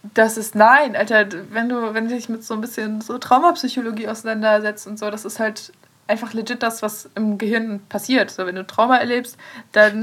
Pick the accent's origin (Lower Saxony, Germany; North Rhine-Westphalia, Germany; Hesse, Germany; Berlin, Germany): Lower Saxony, Germany; Aurich; moved away; zurück nach Aurich, also meine, meine Heimat